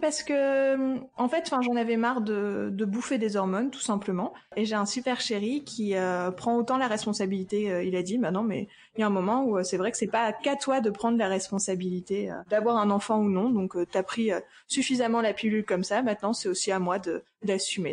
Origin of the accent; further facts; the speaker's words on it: Lille, Hauts-de-France, France; je viens de Lille